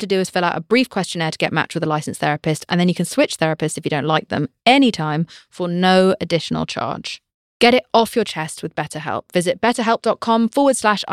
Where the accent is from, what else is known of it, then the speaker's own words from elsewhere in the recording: United Kingdom; I'm British. We are told to never say how we're feeling about anything ever.